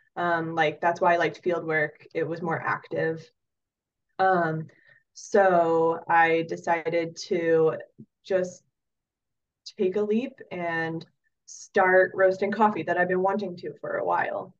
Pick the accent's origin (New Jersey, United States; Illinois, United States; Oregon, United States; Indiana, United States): Oregon, United States; moved away as an adult; also born or lived in Wyoming / Southeast Alaska; now in Palmer, United States; I grew up in Oregon and I ended up in Alaska